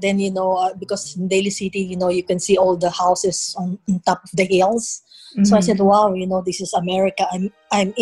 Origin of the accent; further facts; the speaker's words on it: Manila, Metro Manila, Philippines; moved away as an adult; now in Hercules, United States; I was born and raised in Manila, in the Philippines